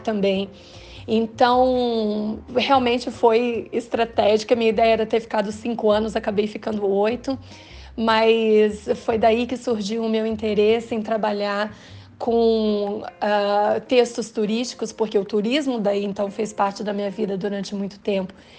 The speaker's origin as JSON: {"language": "Portuguese", "town": "Londrina", "region": "Paraná", "country": "Brazil", "also_born_or_lived": "Vitória", "said": "Eu estava vivendo muito ali naquele meu mundo de Londrina, né? Eu sou do Paraná, é, já havia morado em Vitória antes"}